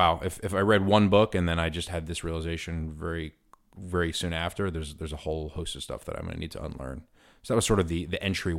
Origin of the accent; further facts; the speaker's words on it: New York City, New York, United States; growing up in New York City and being surrounded in very sort of multiracial communities